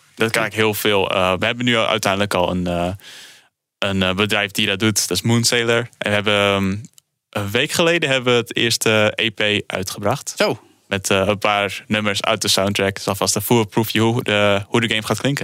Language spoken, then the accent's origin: Dutch; Netherlands; we komen zelf uit Nederland